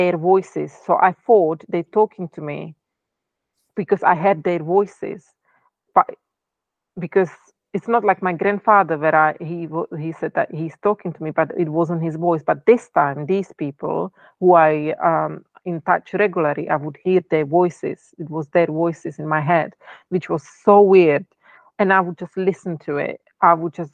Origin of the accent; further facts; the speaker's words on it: Czechia; first language Czech; English is a second language; moved away; I'm from Czech Republic